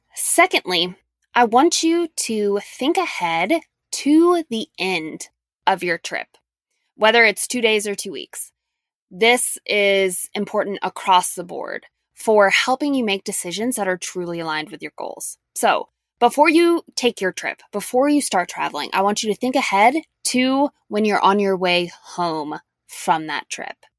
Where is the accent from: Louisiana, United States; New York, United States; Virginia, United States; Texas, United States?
Louisiana, United States; moved away; a long trip to my hometown in Louisiana